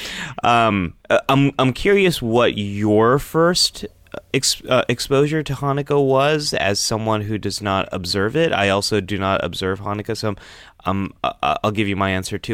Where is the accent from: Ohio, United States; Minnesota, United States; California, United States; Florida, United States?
California, United States; Northern; there wasn't a big Jewish population where I was growing up in Northern California.